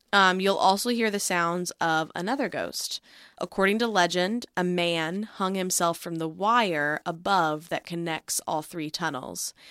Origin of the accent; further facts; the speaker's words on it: Grapevine, Texas, United States; based in Great Vine, Texas, which is, of course, where I'm from